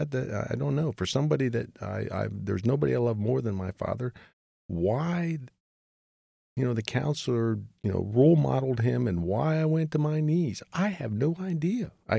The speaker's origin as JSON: {"language": "English", "region": "Pennsylvania", "country": "United States", "tie": "born or raised there", "moved": "as an adult", "said": "So I go back home to my hometown in Pennsylvania"}